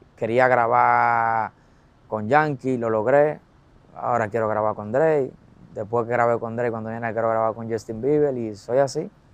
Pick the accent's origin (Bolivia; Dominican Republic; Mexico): Dominican Republic